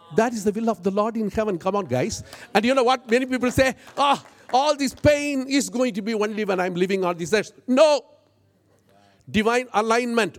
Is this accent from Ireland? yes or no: no; India; I'm an Indian